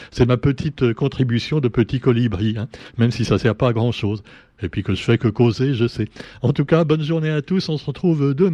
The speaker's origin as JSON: {"language": "French", "country": "Réunion", "said": "il enlérise notre qualité réunionnais. J'excuse si j'ai un accent parisien, excusez-moi."}